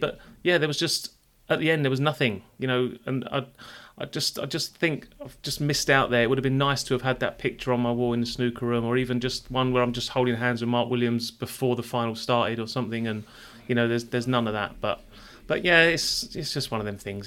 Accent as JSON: {"language": "English", "region": "London", "country": "United Kingdom", "moved": "yes", "said": "I'm a Londoner."}